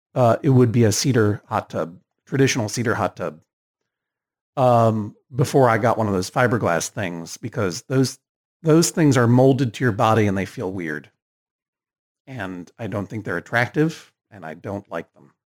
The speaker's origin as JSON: {"language": "English", "region": "Massachusetts", "country": "United States", "said": "I didn't grow up in Connecticut. I'm from Massachusetts."}